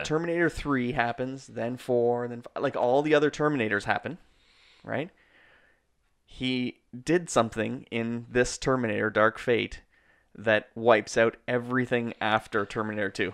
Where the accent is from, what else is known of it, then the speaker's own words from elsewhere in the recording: Canada; We're Canadian filmmakers